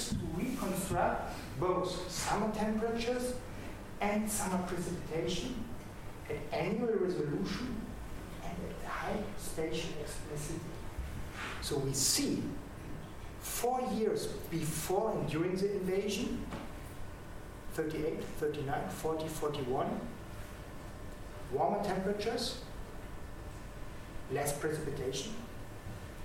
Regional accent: Bonn, North Rhine-Westphalia, Germany; from Bonn

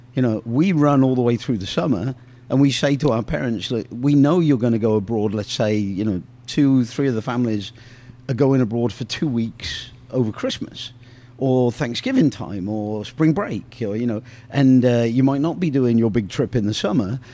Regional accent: England, United Kingdom; moved away; growing up in England

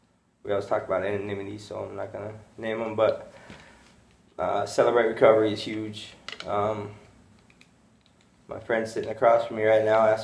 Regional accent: Casper, Wyoming, United States; I grew up in Casper, Wyoming

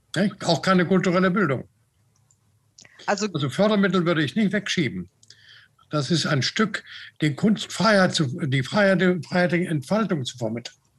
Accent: Dresden, Saxony, Germany; ich bin Dresdner.

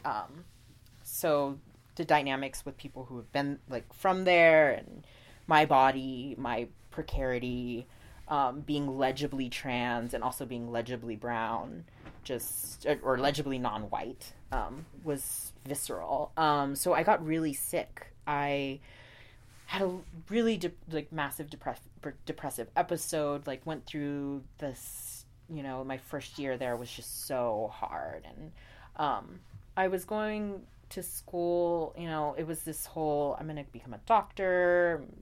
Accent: Houston, Texas, United States; born or raised there; moved away as an adult; also born or lived in Pecos, Texas / Oklahoma; now in New York City, United States

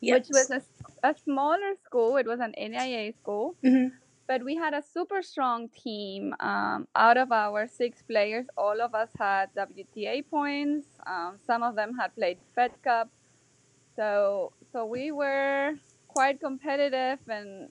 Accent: northern Argentina, Argentina; moved away as an adult; also born or lived in Germany / Buenos Aires, Argentina; now in United States; I was born in Germany, and then my parents moved to Argentina when I was young. But we lived in a small town in the middle of nowhere up north.

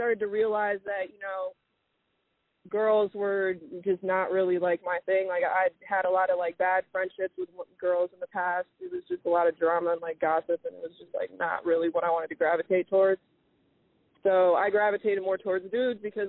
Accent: United States; I was raised here, and I was born here in America.

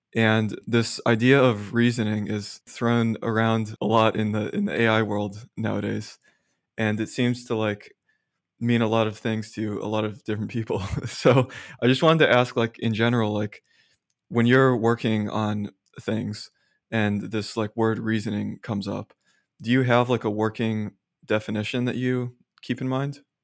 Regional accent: Austin, Texas, United States; moved away as an adult; also born or lived in Philadelphia; I grew up in Austin

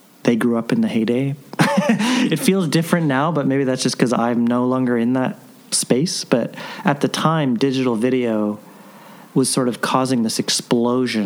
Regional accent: Vancouver, British Columbia, Canada; I grew up in Vancouver

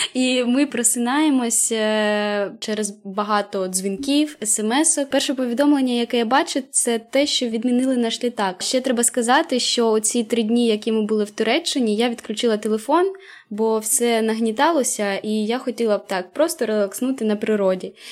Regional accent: Kharkiv Oblast, Ukraine; moved away as an adult; now in France; Ми з Харківської області

